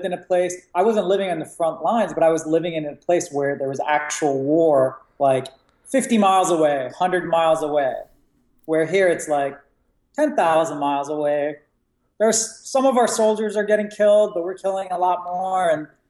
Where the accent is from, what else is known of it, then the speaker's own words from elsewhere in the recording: Virginia, United States; also born or lived in Iraq; the first year we moved to America. I grew up in Virginia, right outside of DC.